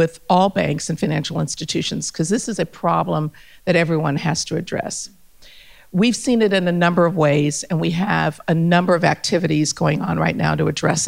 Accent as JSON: {"language": "English", "country": "Germany", "tie": "born or raised there", "also_born_or_lived": "Ethiopia / United States / New Delhi / Paris", "moved": "yes", "lives_now": "Australia", "said": "I grew up in Germany. I'm Ethiopian by descent"}